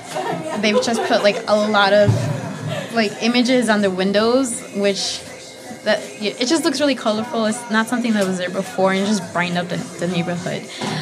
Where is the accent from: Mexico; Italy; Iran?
Mexico; Guanajuato; now in United States; But these are from my hometown in Mexico, from Guanajuato.